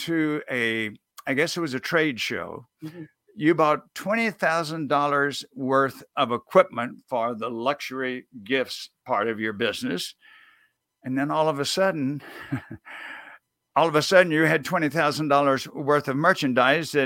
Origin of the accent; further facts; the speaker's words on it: near New Orleans, Louisiana, United States; I grew up near New Orleans.